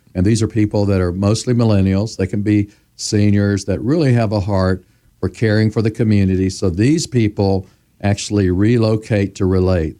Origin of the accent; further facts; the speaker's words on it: Memphis, Tennessee, United States; I was born in Memphis, Tennessee. I was eleven years old when Doctor Martin Luther King Junior was assassinated